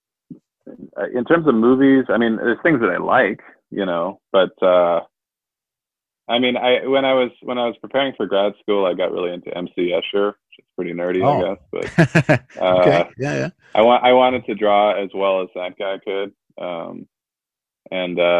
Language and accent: English; Canada; I am Canadian